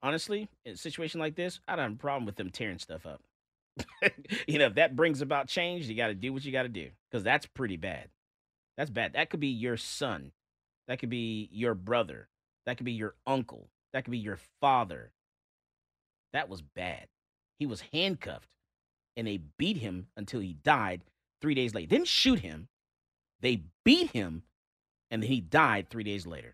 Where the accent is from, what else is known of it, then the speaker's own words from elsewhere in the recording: Florida, United States; I'm from Florida